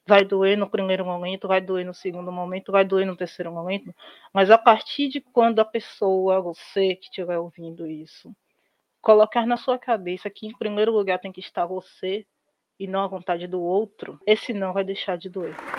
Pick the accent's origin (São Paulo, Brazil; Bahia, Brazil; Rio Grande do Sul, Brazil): Bahia, Brazil; Salvador; Eu sou de família de interior, mas eu nasci em Salvador o que é um erro, né? Eu queria ter nascido do interior, como todo mundo